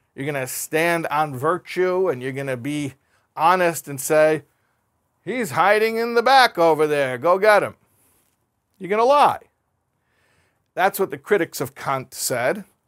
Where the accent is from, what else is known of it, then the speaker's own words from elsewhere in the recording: United States; I grew up in America. I'm very familiar with that culture